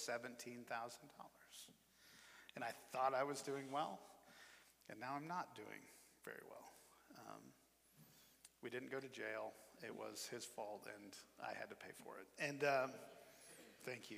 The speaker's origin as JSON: {"language": "English", "region": "Iowa", "country": "United States", "also_born_or_lived": "Nebraska / Memphis, Tennessee", "moved": "as an adult", "said": "we're both from the Midwest. I'm from Iowa"}